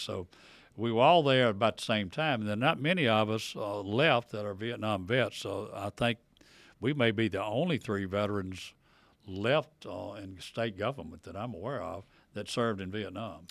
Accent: Tupelo, Mississippi, United States; now in Vicksburg, United States; I live in Vicksburg, been in Vicksburg over fifty years. I grew up in Tupelo

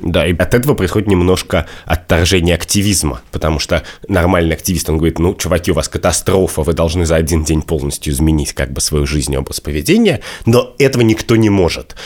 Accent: Russia; я вырос, значит, в России конца двадцатого века

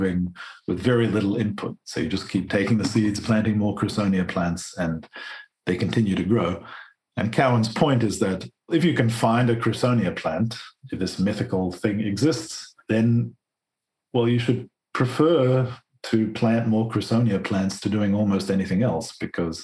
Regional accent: Australia; growing up in Australia

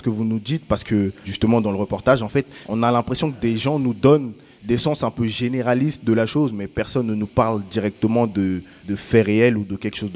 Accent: Argentina; Moi, je viens d'Argentine, donc ça fait penser aussi à ça.

